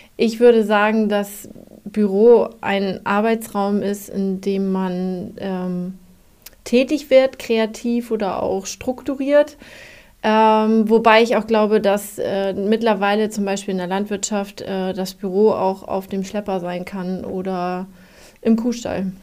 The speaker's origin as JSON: {"language": "German", "country": "Germany", "said": "ich komme aus Jemstedt"}